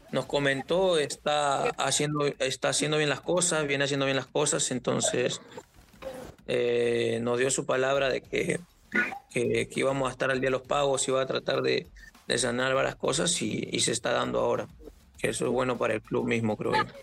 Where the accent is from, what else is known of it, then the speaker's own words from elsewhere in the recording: Cajamarca, Peru; born there; also born or lived in Lima; Eh, yo nací en Cajamarca. Eh, ah, a raíz de unos problemas nos llegamos nosotros a Lima.